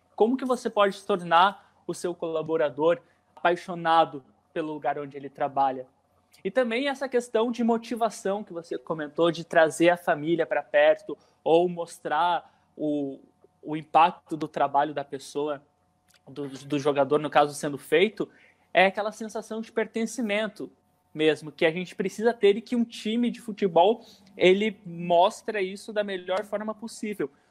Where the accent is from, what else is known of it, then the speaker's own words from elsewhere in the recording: Ponta Grossa, Paraná, Brazil; da cidade onde eu nasci, da onde eu cresci, da onde eu vivi, que é Ponta Grossa